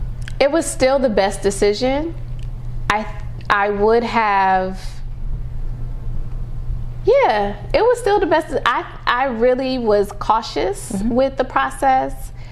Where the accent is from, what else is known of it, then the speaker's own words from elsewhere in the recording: Ohio, United States; moved away; also born or lived in New York; And I came from Ohio, but I knew that I wanted more.